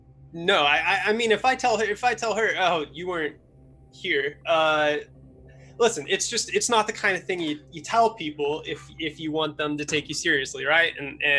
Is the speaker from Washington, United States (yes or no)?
yes; Washington, United States; No, I'm from Washington, actually. Just an hour and a half away.